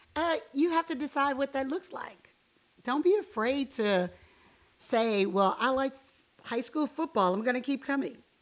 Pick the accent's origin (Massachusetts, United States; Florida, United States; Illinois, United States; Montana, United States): Florida, United States; Miami; moved away; I was raised in Miami, Florida